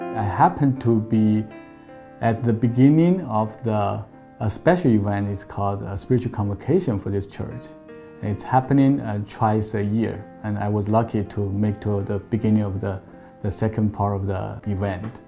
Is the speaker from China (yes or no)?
yes; China; moved away as an adult; now in Manhattan Beach, United States; I grew up in China